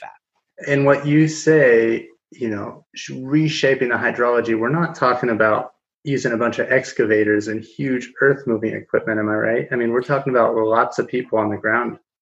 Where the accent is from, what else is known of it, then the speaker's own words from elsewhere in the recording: Kansas, United States; now in Denver, United States; I'm in Denver, Colorado. I'm from Kansas, uh, a small you know farming community atop the Ogallala Aquifer